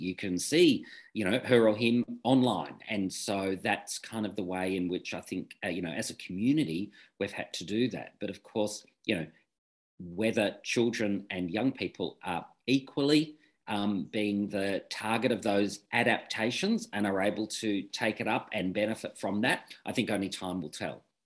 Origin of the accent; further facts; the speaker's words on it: Victoria, Australia; I'm from Victoria